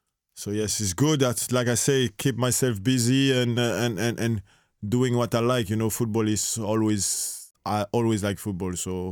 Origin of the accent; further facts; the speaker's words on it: Guadeloupe; English is a second language; now in France; Like, I grew up in Caribbean, in Guadeloupe, you know. Like, football is nothing, you know. We have couple lads come from the French national team, come from there, you know.